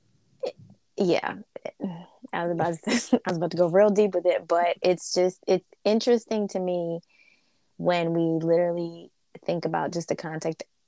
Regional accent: Northeast, United States; also born or lived in the South (US); I was born in the South and grew up in the Northeast

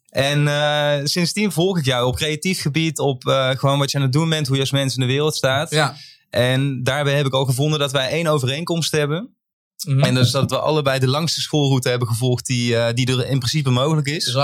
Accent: Limburg, Netherlands; moved away

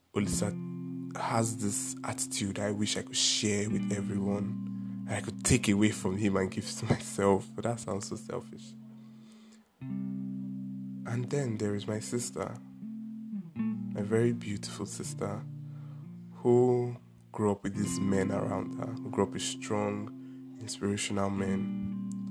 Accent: Anambra, Nigeria; I am from Anambra State in Nigeria, and it's an Igbo state

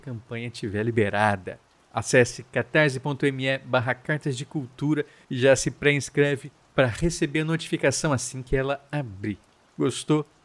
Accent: Central-West, Brazil; ninguém conhece Fedegoso fora do meu Centro-Oeste

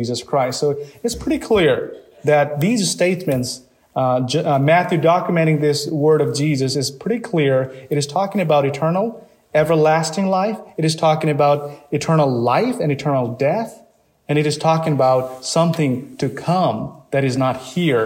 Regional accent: Nepal; moved away; I come from Nepal

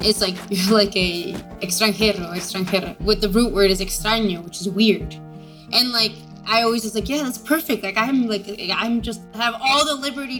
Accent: La Paz, Bolivia; also born or lived in Ithaca, United States; now in Philadelphia, United States; I was born in La Paz, Bolivia, but I grew up between La Paz and Ithaca, New York.

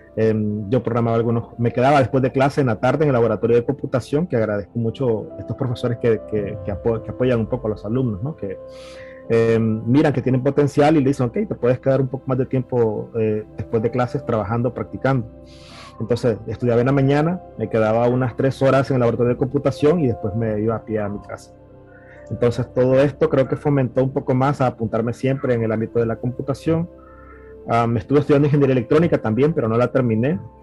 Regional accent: Managua, Nicaragua; soy originario de Managua, Nicaragua, nací en la capital y ahí me crié básicamente

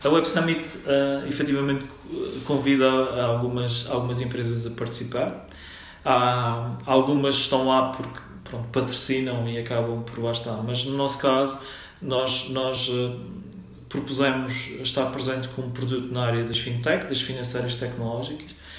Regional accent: Funchal, Madeira, Portugal; moved away; also born or lived in Minho; Eu sou natural da, da Madeira, do Funchal.

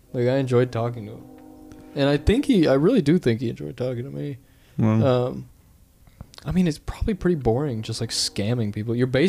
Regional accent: Appalachia, United States; I'm Appalachian as shit

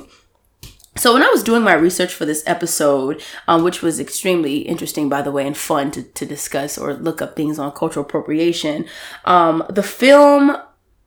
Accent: Deep South, United States; accent: southern twang; I'm from the South, like the Deep South. And I guess someone brought it to my attention that I may have a little twang in my talk.

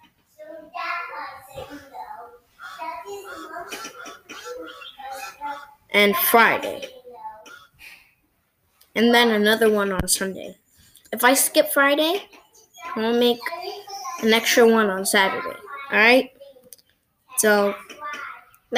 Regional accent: Brampton, Ontario, Canada; I'm from Canada, Ontario, Brampton

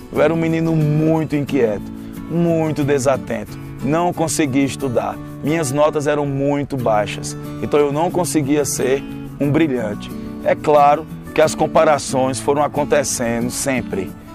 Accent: Campina Grande, Paraíba, Brazil; Eu nasci em Campina Grande, na Paraíba

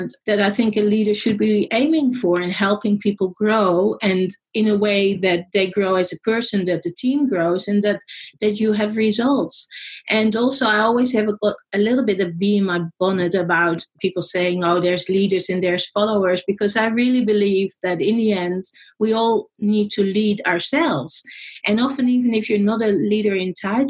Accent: Netherlands; now in Australia; I'm in Australia. I'm actually Dutch. People were wondering about my accent.

